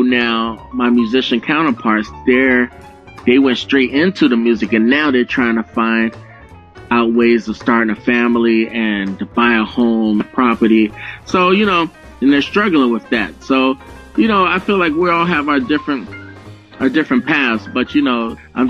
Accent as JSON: {"language": "English", "town": "Philadelphia", "region": "Pennsylvania", "country": "United States", "tie": "born or raised there", "said": "I was growing up in Philadelphia"}